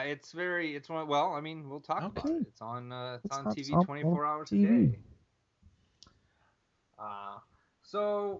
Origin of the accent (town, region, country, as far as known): Hammond, Indiana, United States; born or raised there